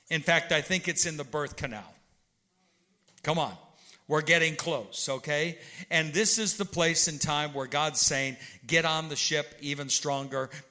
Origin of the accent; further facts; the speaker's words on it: Illinois, United States; because I'm from Central Illinois and St. Louis and all that.